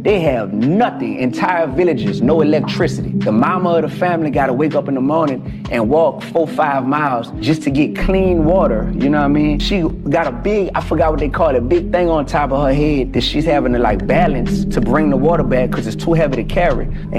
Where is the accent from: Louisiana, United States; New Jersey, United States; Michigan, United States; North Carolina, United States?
Louisiana, United States; New Orleans; I'm from New Orleans. I'm from the East Side, man.